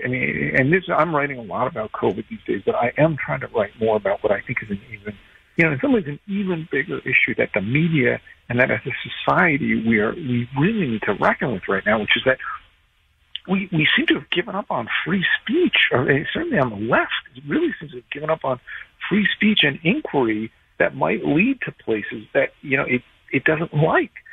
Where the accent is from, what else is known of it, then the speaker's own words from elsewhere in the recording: New Jersey, United States; I grew up in Jersey.